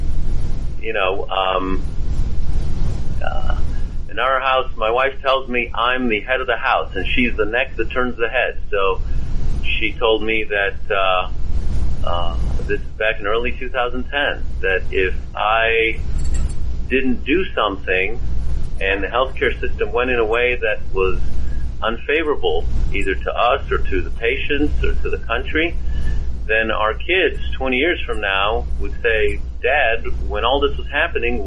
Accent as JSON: {"language": "English", "town": "Cleveland", "region": "Ohio", "country": "United States", "tie": "born or raised there", "moved": "as an adult", "lives_now": "Houston, United States", "said": "I grew up mostly in Cleveland, Ohio"}